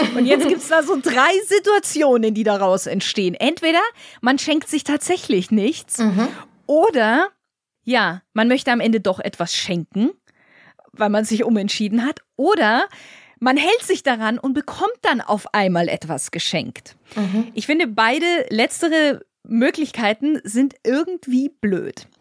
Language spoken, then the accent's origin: German; Germany; bei uns in Deutschland